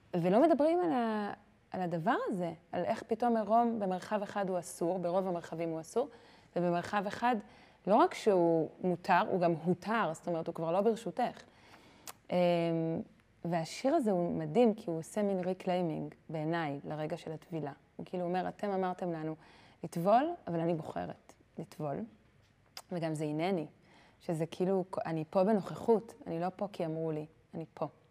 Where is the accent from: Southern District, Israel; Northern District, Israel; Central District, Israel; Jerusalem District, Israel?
Jerusalem District, Israel; Jerusalem; גדלתי בהר נוף בירושלים